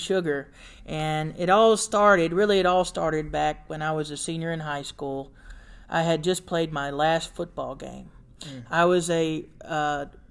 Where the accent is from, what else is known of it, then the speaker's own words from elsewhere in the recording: Warner Robins, Georgia, United States; I'm from Warner Robins, Georgia, and born and raised there.